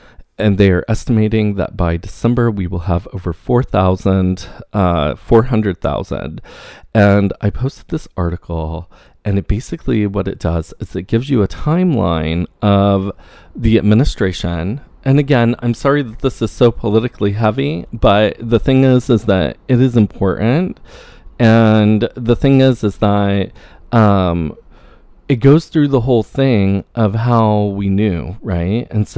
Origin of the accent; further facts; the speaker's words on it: New York, United States; I am a New Yorker, and check if I'm registered to vote.